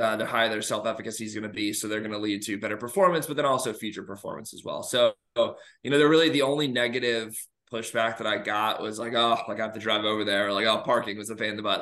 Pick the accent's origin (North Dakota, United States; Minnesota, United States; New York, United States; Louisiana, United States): New York, United States; moved away as an adult; also born or lived in Georgia / Alabama; now in Illinois, United States; I am originally from New York